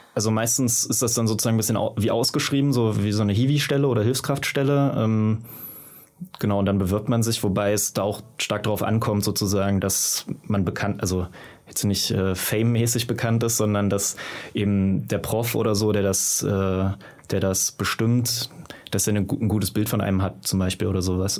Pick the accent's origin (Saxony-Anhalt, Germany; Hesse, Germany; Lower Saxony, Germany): Saxony-Anhalt, Germany; Magdeburg; in Magdeburg, wo ich herkomme